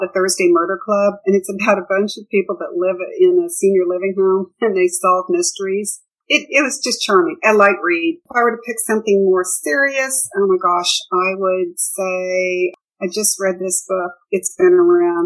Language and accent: English; Kansas City, United States; also born or lived in Colorado; now in Texas, United States; I grew up in the Midwest, in Kansas City, and I lived in Colorado for a while and then Texas